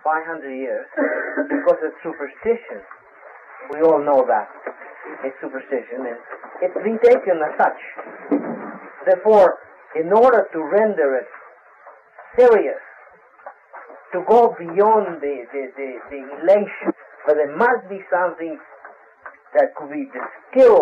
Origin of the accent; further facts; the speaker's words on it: Brazil; moved away; I'm from Brazil. I was born in Brazil. My grandparents are Italian